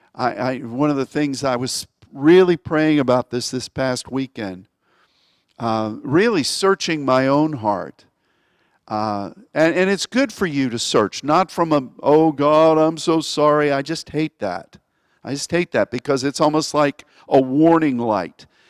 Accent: United States; as an American

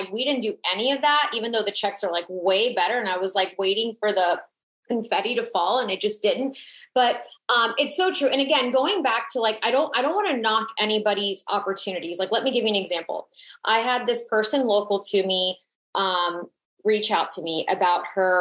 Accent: South Florida, United States; I'm Latina. I'm from South Florida

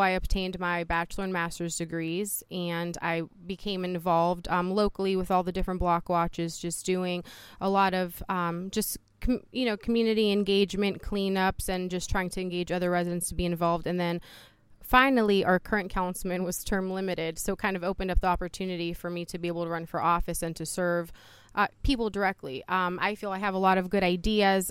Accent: Youngstown, Ohio, United States; also born or lived in Poland; I am originally from Poland, Europe. I came here with my mom and my brother in nineteen eighty-seven. And upon coming to the United States, we came straight to Youngstown, Ohio. Um, so I have been here a majority of my life

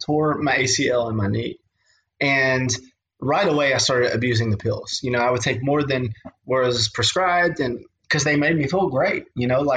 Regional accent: Western Kentucky, United States; I'm from Western Kentucky

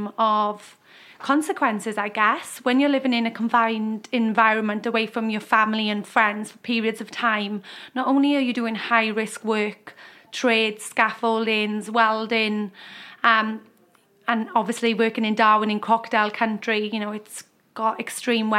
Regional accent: Wales, United Kingdom; moved away as an adult; now in Australia; I'm from Wales, as you just mentioned. Came to Australia in 2013

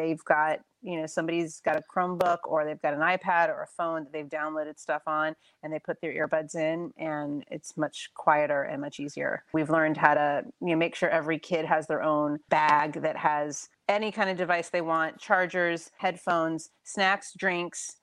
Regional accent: Florida, United States; moved away as an adult; now in New York, United States; I grew up in Florida and my parents still live in South Florida

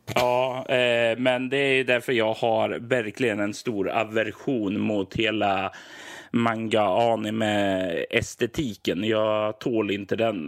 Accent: Sweden; jag är ju som svensk och uppväxt på ja, 80-90-talet

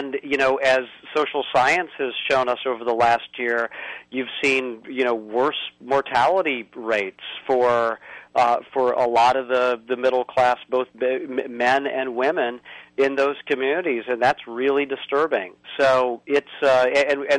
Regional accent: Indiana, United States; my home state of Indiana

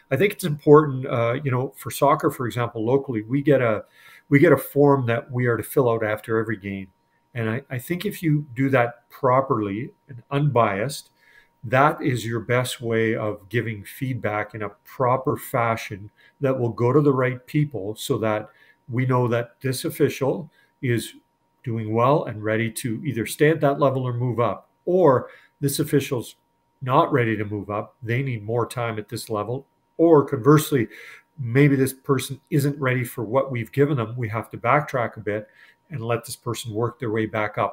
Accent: Edmonton, Alberta, Canada; I'm from Edmonton and, and grew up watching the Oilers and celebrated back then on Jasper Avenue

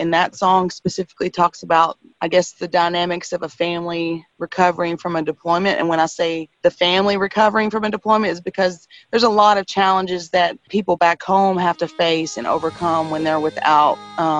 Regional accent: East Texas, United States; we're all from the East Texas areas.

